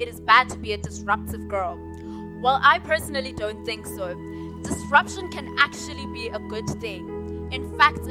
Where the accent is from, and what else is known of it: South Africa